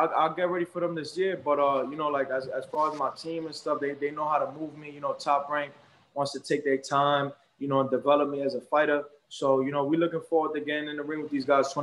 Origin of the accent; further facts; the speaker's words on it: New York, United States; also born or lived in Brooklyn; I'm Puerto Rican and I'm from New York